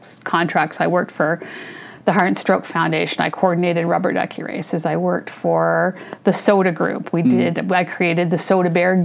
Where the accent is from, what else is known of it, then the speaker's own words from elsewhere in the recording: Sarnia, Ontario, Canada; also born or lived in Halifax, Nova Scotia / Toronto; So we stayed there for 2 years. My dad did his stint. Then we moved to Toronto. And we were there till I was in grade four. And then Sarnia was calling my dad